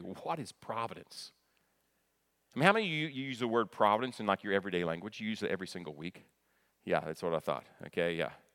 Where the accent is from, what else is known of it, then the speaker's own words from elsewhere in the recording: Kentucky, United States; I grew up in Kentucky, right across from Ohio